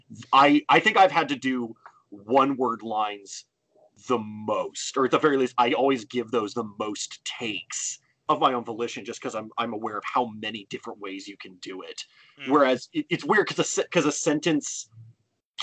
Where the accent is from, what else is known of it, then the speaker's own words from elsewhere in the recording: California, United States; I literally live in the valley from the phrase valley girl